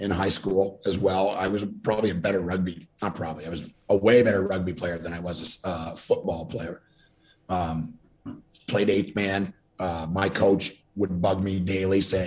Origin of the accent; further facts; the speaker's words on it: Ontario, Canada; I grew up in Ontario, Canada, just across from Detroit.